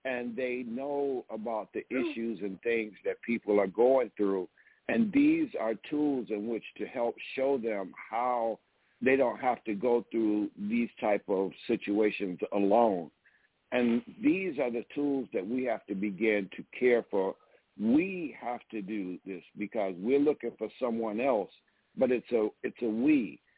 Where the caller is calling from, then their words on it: DeKalb, Illinois, United States; I'm calling you from DeKalb, Illinois.